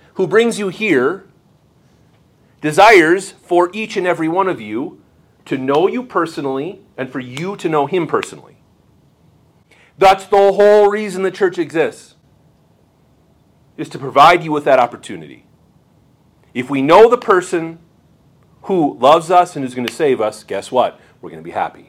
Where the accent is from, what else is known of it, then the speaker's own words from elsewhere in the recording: Bismarck, North Dakota, United States; I am from Bismarck, North Dakota